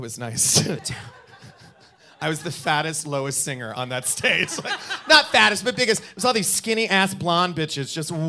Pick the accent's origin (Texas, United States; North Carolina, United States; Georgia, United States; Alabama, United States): North Carolina, United States; Charlotte; I never thought growing up in Charlotte, North Carolina